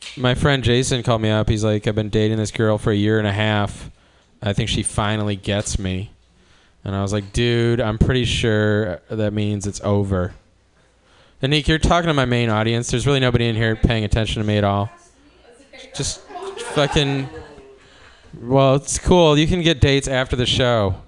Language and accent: English; Cleveland, Ohio, United States; now in Oakland, United States; I'm from Cleveland